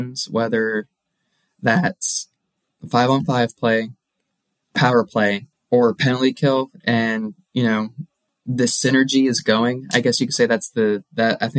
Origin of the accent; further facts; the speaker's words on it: Dallas, Texas, United States; They're my hometown team and the team that I grew up watching.